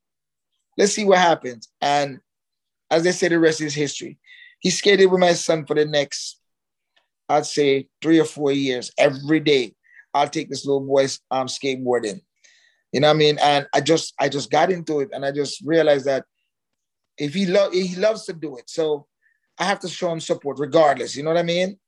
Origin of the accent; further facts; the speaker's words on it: Jamaica; now in Miami, United States; I'm Jamaican.